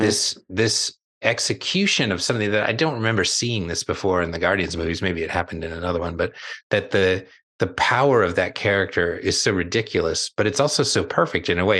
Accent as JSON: {"language": "English", "region": "Southern California", "country": "United States", "tie": "born or raised there", "said": "I grew up in Southern California"}